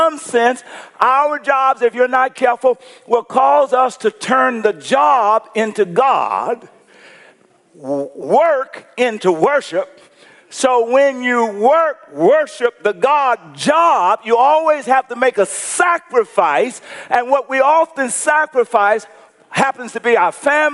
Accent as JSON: {"language": "English", "country": "United States", "said": "I'm an American"}